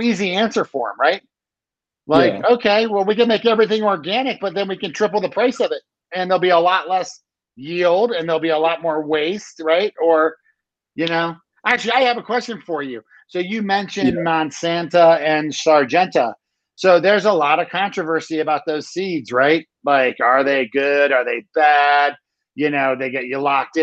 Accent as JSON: {"language": "English", "region": "Maryland", "country": "United States", "tie": "born or raised there", "moved": "yes", "lives_now": "Colorado, United States", "said": "I grew up in Maryland, which is on the east coast of the US by Washington"}